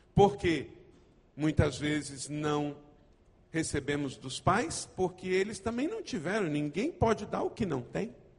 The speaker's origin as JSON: {"language": "Portuguese", "town": "Macaé", "region": "Rio de Janeiro", "country": "Brazil", "tie": "born or raised there", "also_born_or_lived": "Nova Iguaçu / Ijuí, Rio Grande do Sul", "said": "Eu sou nascido aqui no estado do Rio de Janeiro. Eu não sou carioca, mas eu sou fluminense."}